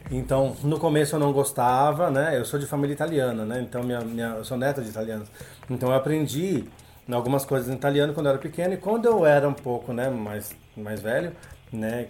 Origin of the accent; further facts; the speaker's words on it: Brazil; first language Portuguese; ter sido o único brasileiro no meio deles